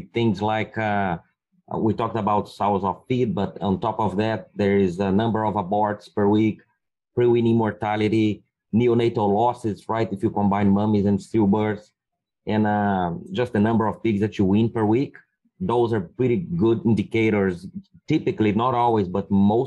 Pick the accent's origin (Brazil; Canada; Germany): Brazil; moved away as an adult; also born or lived in Minnesota, United States; now in Iowa, United States; I'm originally from Brazil.